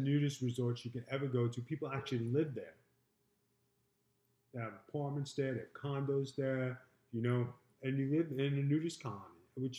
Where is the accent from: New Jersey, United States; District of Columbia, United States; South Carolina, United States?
New Jersey, United States; Point Pleasant; From Jenkins. I'm from Jenkins. Point Pleasant.